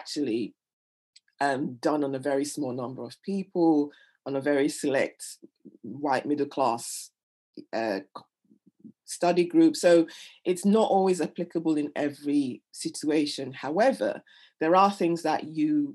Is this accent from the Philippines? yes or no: no; Nigeria; now in England; I'm Nigerian, and we, you know, death isn't, when someone dies, everyone comes over